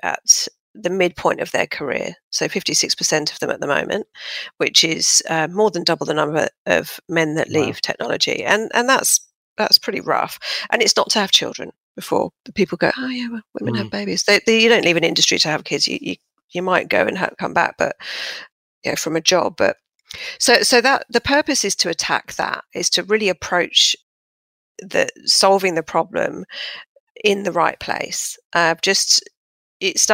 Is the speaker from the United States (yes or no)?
no; London, United Kingdom; moved away as an adult; now in Sydney, Australia; I'm originally from southwest London, Fulham, as you can probably tell by my impeccable accent, which I've hung on to dearly